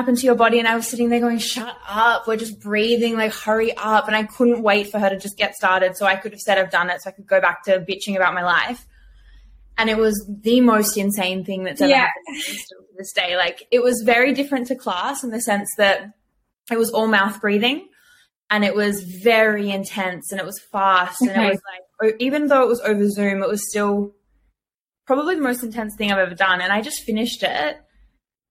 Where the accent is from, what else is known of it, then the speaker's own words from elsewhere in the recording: Byron Bay, New South Wales, Australia; I grew up in Byron.